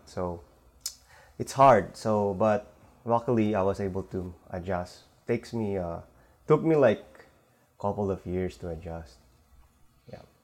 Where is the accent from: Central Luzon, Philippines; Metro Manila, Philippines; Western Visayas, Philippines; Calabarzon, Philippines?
Metro Manila, Philippines; Manila; now in San Francisco Bay Area, United States; originally I'm from uh, Philippines in Manila. So we moved here with my family 2007